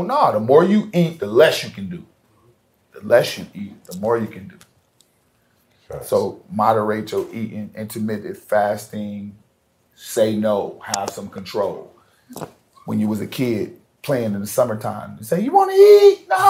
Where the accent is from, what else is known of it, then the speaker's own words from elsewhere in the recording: Ohio, United States; I grew up in Ohio. I know what snow do, and snow don't help you.